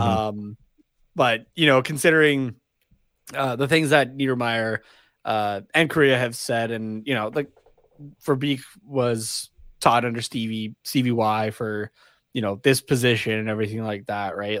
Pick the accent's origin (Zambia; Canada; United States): Canada; we're Canadian